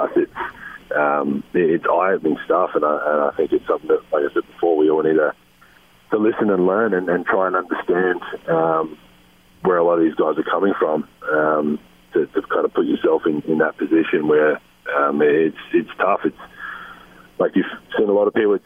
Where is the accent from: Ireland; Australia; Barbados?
Australia; moved away as an adult; now in United States; being an Australian living in this country